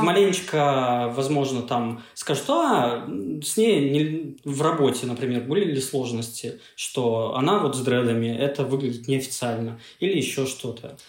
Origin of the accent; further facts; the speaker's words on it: Achinsk, Krasnoyarsk Krai, Russia; moved away; приехал в родной город э, в Сибири, Ачинск